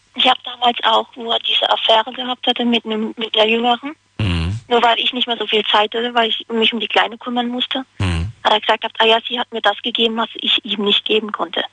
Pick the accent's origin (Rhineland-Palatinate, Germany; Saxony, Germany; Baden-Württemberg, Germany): Rhineland-Palatinate, Germany; Hagenbach; Aus Hagenbach. Das liegt in Karlsruhe, in der Nähe.